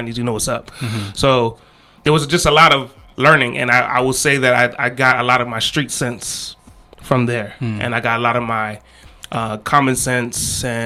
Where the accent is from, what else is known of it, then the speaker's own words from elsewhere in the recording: Maryland, United States; I was born and raised here